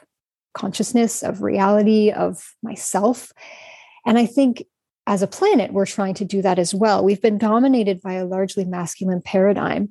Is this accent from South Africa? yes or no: no; Canada; moved away as an adult; now in Prague, Czech Republic; So I'm Canadian, but I currently live in Prague. I've lived here for around 6 years.